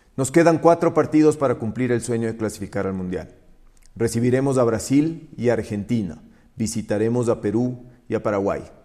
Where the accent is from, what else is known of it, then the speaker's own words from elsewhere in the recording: Ecuador; como ecuatorianos